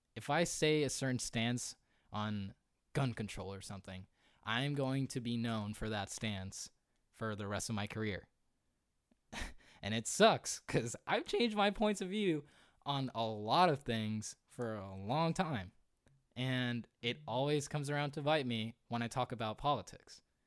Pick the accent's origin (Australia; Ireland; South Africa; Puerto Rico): Puerto Rico; moved away; I remember being in Puerto Rico. I'm a Puerto Rican